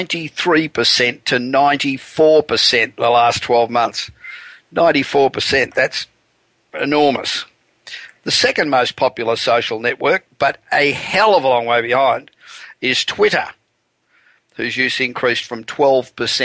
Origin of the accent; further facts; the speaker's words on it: Los Angeles, California, United States; my hometown of Los Angeles, the wonderful city of angels